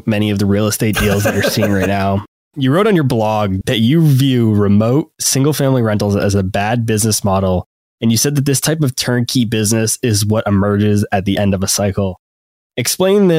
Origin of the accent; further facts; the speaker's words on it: New Hampshire, United States; I'm from New Hampshire.